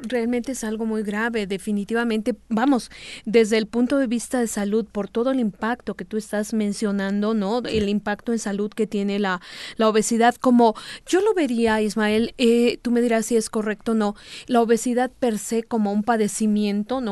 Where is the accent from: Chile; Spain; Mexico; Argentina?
Mexico; algo en nuestros genes como población mexicana